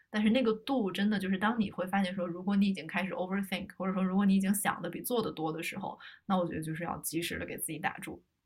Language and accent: Chinese; China; now in United States; 咱们都是中国人